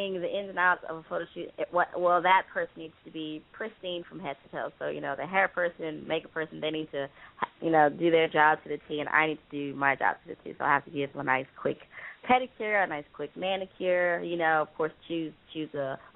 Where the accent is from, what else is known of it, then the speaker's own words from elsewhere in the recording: Houston, Texas, United States; moved away as an adult; also born or lived in Los Angeles area; now in Los Angeles, United States; I'm from Houston, Texas. Born and raised. And I moved here about 7 years ago